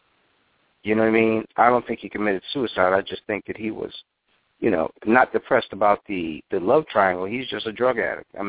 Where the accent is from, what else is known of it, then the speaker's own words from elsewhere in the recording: New York, United States; I grew up in New York